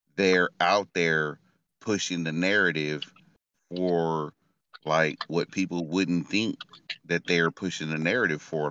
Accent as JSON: {"language": "English", "town": "Stockton", "region": "California", "country": "United States", "said": "I'm from Stockton, California, and this is the hood"}